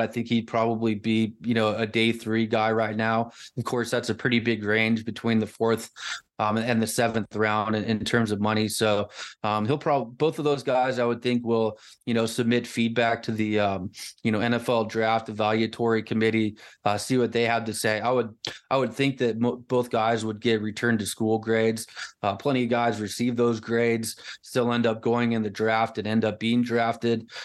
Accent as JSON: {"language": "English", "town": "Lafayette", "region": "Indiana", "country": "United States", "tie": "born or raised there", "moved": "yes", "said": "West Lafayette where I grew up in Lafayette."}